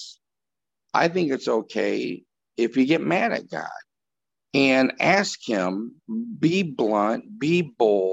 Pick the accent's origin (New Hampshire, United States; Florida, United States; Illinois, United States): Illinois, United States; Chicago; we're all from Chicago on this podcast, or the state of Illinois.